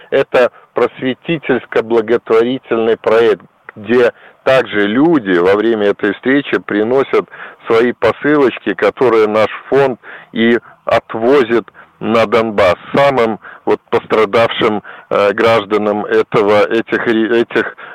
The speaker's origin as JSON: {"language": "Russian", "country": "Belarus", "said": "мы белорусы"}